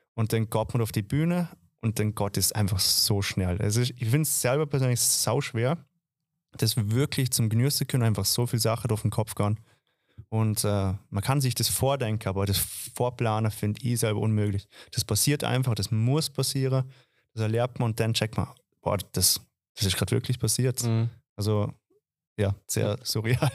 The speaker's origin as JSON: {"language": "German", "town": "Dornbirn", "region": "Vorarlberg", "country": "Austria", "tie": "born or raised there", "also_born_or_lived": "Vienna", "moved": "as an adult", "lives_now": "Semmering, Austria", "said": "ich komme eigentlich aus dem Ländle, ich komme eigentlich aus Dorabera, wohne seit sechs"}